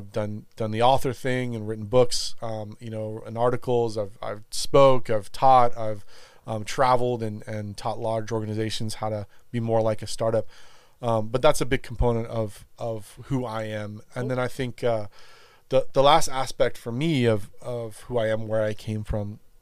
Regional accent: Los Angeles, California, United States; now in Texas, United States; I grew up in California, in L.A. Like I said, grew up surfing and around the ocean

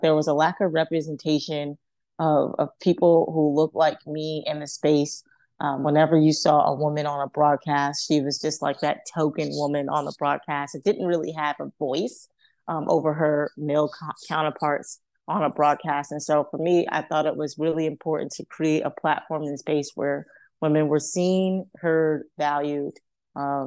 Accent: New York City, New York, United States; growing up in Harlem, I was already exposed to so many great athletes and people in sport

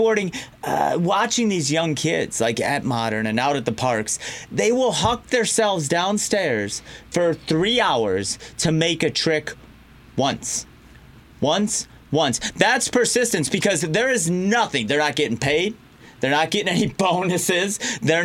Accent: Detroit, Michigan, United States; I'm from Detroit

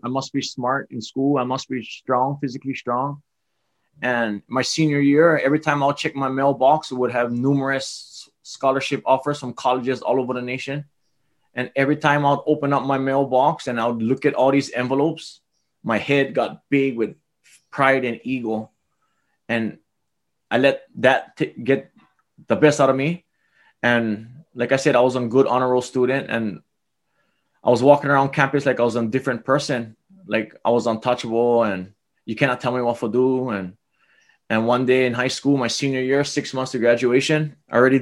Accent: Hilo, Hawaii, United States; I was born in Hilo, Hawaii, and my upbringing was very amazing. I was raised by my grandfather

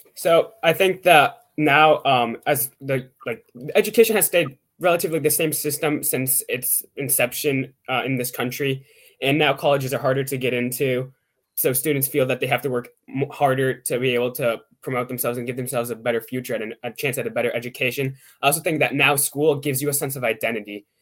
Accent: Pittsburgh, Pennsylvania, United States; I'm from Pittsburgh, Pennsylvania

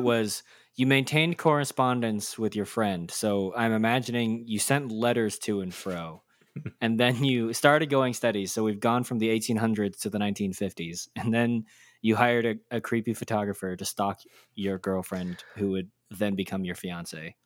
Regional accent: Texas, United States; I grew up in Texas

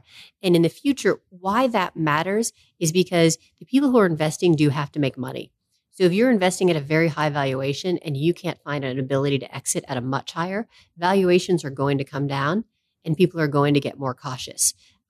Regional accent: East Coast, United States; I grew up on the East Coast. People on the East Coast are not okay with failure.

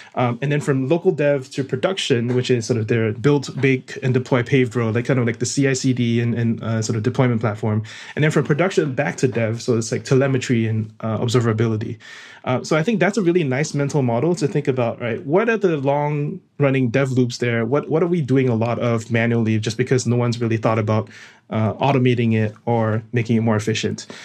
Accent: Singapore; moved away as an adult; now in United States; I'm originally from Singapore

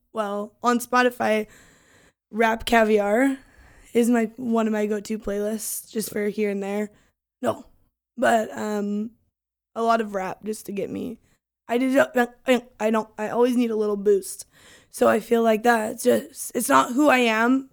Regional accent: Longview, Washington, United States; we're born and raised in Longview.

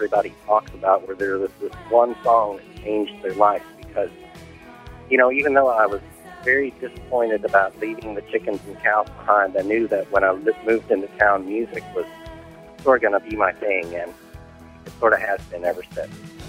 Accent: Kentucky, United States; now in North Carolina, United States; I grew up on a farm in rural Kentucky and really liked it there.

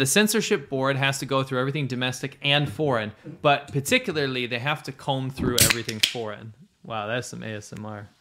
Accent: United States; I'm an American, I don't consider myself German

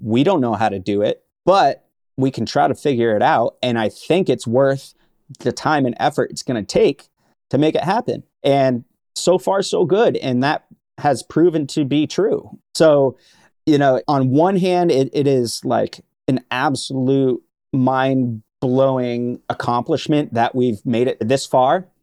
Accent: Vermont, United States; I grew up in Vermont

